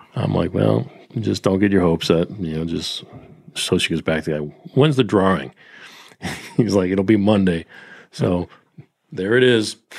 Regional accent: Peabody, Massachusetts, United States; my hometown in Peabody

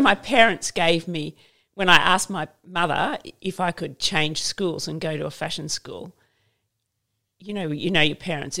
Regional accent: Queensland, Australia; I grew up in Queensland, so we had stumps

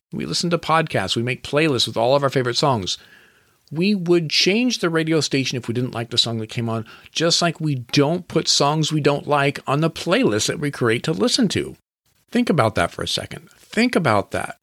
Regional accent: Washington, United States; I grew up in Washington State

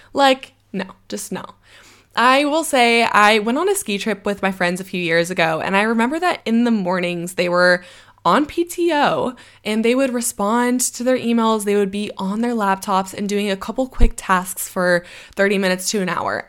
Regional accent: United States; moved away

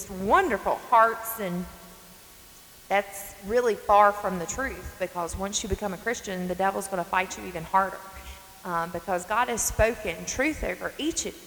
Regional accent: North Carolina, United States; I'm from North Carolina. I'm sure many of you can catch up on my accent.

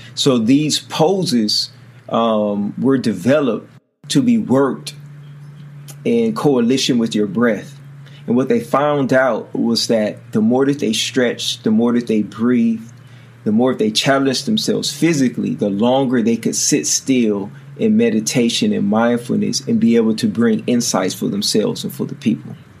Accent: Oakland, California, United States; as a kid growing up in Oakland

